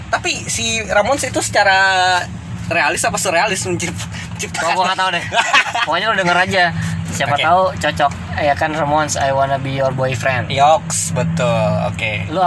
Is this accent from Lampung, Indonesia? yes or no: no; Bogor, West Java, Indonesia; kedua gue anak Bogor